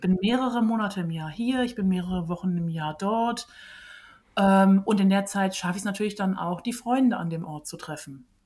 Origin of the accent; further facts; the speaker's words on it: West Germany, Germany; moved away; also born or lived in Iceland; Heimat ist auch dort, wo ich aufgewachsen bin und das ist ähm, in Westdeutschland